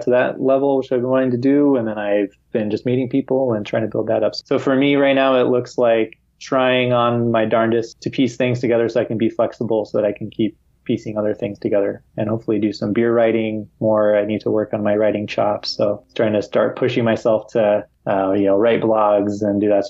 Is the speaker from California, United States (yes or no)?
yes; San Diego, California, United States; moved away as an adult; now in Madrid, Spain; I'm from San Diego, so I know where I would want to live in San Diego.